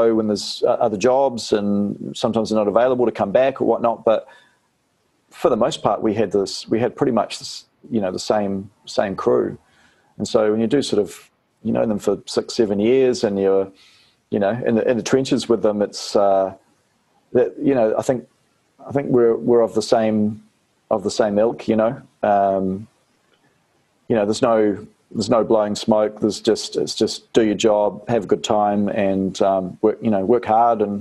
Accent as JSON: {"language": "English", "country": "New Zealand", "also_born_or_lived": "Australia", "accent": "Kiwi", "said": "I'd come back with a Kiwi accent"}